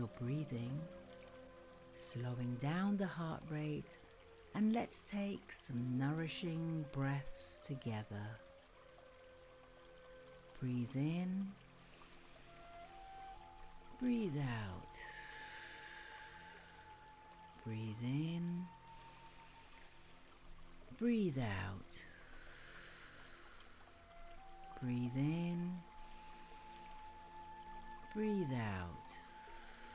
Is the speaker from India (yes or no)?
no; England, United Kingdom; Being typically English